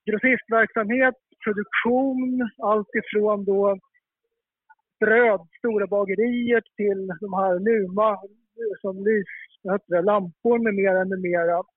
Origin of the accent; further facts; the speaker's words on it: Stockholm County, Sweden; Jag som är uppvuxen i ja, söder om Stockholm